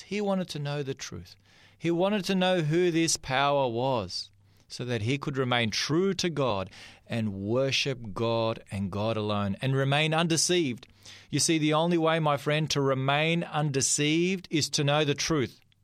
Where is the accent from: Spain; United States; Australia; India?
Australia; I'm an Australian. I was born here in this country